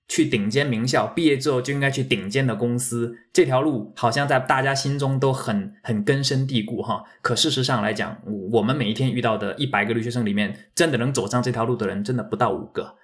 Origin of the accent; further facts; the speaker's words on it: Fujian, China; now in United States; 我是福建人哈，所以那个到时候如果发音什么地方不准的